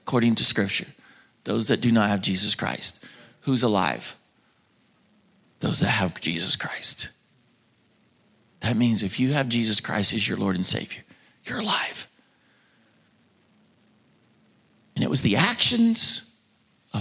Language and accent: English; Oklahoma, United States; moved away; my home state, about 30 minutes from where I grew up, that my mom and dad still